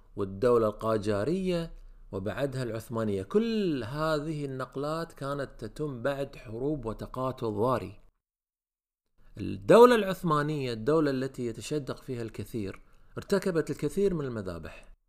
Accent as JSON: {"language": "Arabic", "country": "Kuwait", "said": "عندنا بالكويت"}